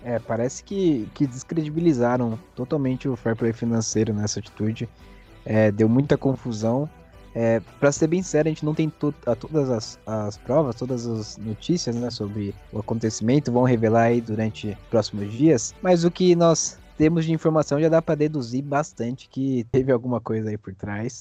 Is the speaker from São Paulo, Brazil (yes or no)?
yes; São Paulo, Brazil; eu, como paulista